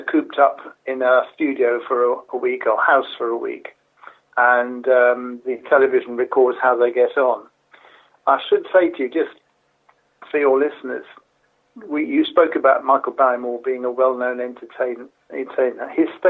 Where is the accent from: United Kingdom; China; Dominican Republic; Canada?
United Kingdom; Harlow, East of England; lived in my hometown of Harlow in England.